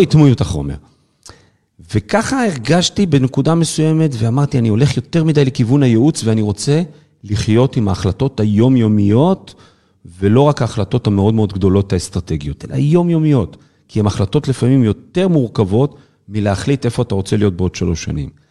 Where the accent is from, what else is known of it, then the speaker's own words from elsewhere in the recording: the Krayot, Haifa District, Israel; also born or lived in Kiryat Yam / Kiryat Ata; כל חיי גדלתי וצמחתי בקריות, אני יליד בקריית ים, אחר כך עברתי לקריית אתא